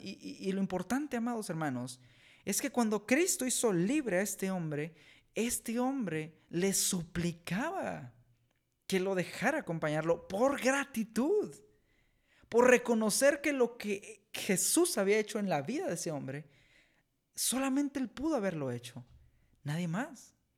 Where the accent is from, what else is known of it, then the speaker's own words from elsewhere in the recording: Mexico; aquí en México